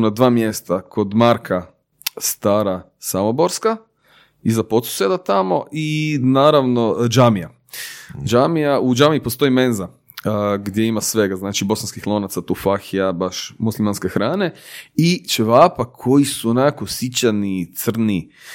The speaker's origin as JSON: {"language": "Croatian", "town": "Zagreb", "region": "City of Zagreb", "country": "Croatia", "tie": "born or raised there", "said": "ja sam rođen kraj placa u Branimirove"}